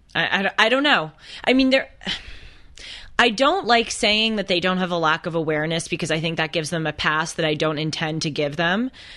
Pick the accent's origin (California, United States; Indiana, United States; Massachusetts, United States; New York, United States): California, United States; Los Angeles; I grew up in Los Angeles, going to private schools in an ultra-liberal group